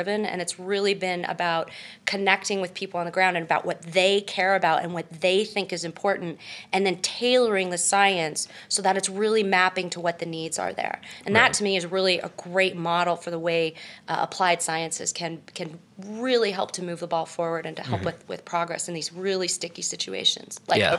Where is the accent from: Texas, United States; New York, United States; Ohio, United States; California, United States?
California, United States; Mostly in California, but my dad was in the Navy, so you know, I bounced around.